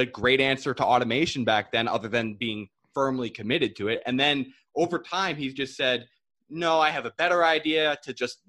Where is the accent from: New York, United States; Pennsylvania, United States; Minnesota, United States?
New York, United States; Ramapo; born or raised there